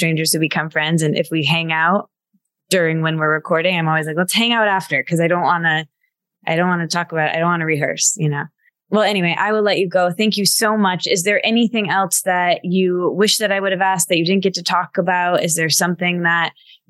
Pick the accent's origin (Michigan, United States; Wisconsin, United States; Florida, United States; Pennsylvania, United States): Michigan, United States; I grew up in Michigan